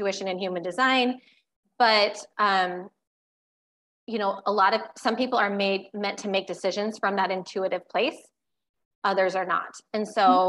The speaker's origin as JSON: {"language": "English", "region": "Iowa", "country": "United States", "tie": "born or raised there", "said": "I still live in Iowa, unlike you, but born and raised in Iowa"}